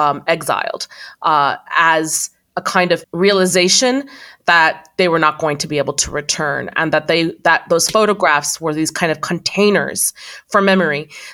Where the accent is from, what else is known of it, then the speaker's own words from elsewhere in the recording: Iraq; now in United States; I was born in Iraq, moved to the States at some point.